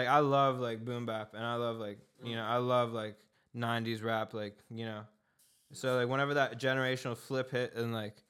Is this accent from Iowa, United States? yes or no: no; Pittsburgh, Pennsylvania, United States; moved away as an adult; now in Brooklyn, United States; I'm from Pittsburgh. I'm living in Brooklyn.